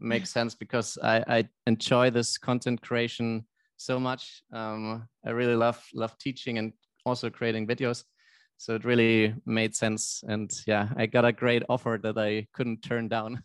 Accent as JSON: {"language": "English", "country": "Germany", "said": "I'm from Germany"}